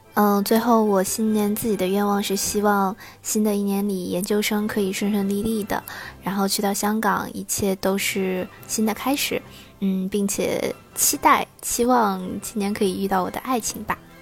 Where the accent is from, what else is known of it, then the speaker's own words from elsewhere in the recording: Henan, China; accent: Henan dialect; moved away as an adult; 我是来自河南的。呃，虽然我河南话不太标准，但是还是用方言跟大家说一声